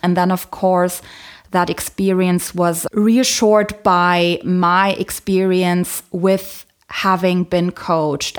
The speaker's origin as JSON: {"language": "English", "country": "Germany", "tie": "born or raised there", "said": "I was born in Germany, but my mom is from Poland. My dad is from the Philippines"}